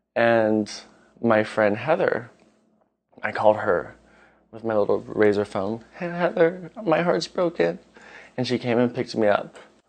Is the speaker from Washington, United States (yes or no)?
yes; Bremerton, Washington, United States; from Bremerton, Washington. Being from Washington, the Seattle area, we have a lot of pride in our town. I even have a Seattle tattoo.